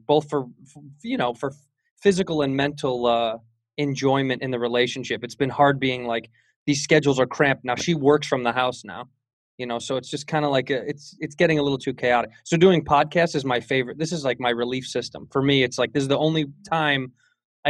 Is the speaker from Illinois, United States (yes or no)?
yes; Chicago, Illinois, United States; now in Los Angeles, United States; I'm from Chicago.